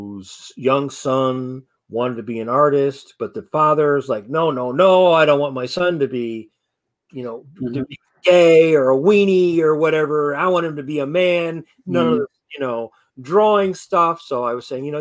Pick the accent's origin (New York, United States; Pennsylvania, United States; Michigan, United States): Michigan, United States; Detroit; growing up in Detroit, you know, in the Black community